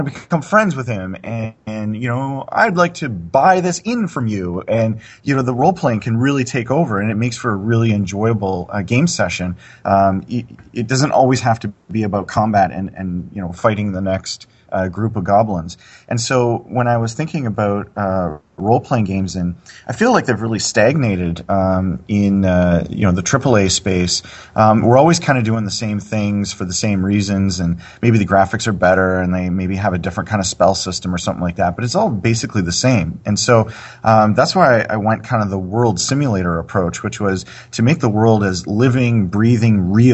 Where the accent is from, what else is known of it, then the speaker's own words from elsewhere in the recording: Canada; I'm from Canada